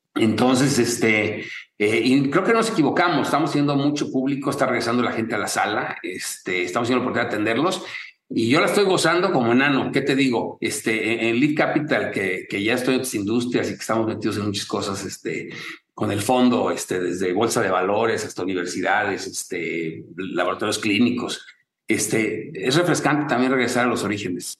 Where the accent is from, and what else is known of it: Mexico